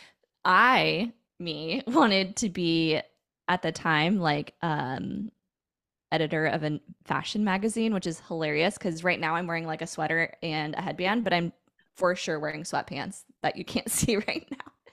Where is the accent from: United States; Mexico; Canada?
United States; Puyallup, Washington; I grew up in a town slash city called Puyallup, Washington